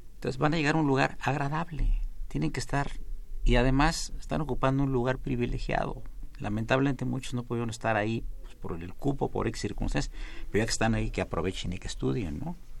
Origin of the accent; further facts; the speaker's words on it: Veracruz, Mexico; moved away; el señor director y un servidor y varios maestros de la facultad somos oriundos del Estado de Veracruz.